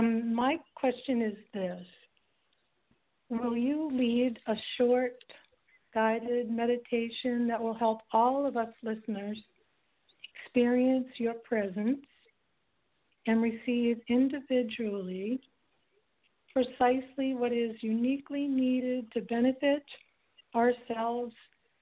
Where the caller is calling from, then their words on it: Santa Fe, New Mexico, United States; I'm in Santa Fe.